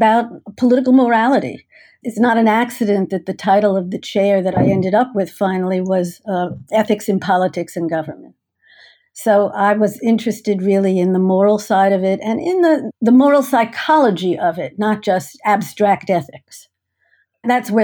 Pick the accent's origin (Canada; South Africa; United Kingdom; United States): United States; Teaneck, New Jersey; moved away as an adult; I grew up in Teaneck, New Jersey, where I went to public high school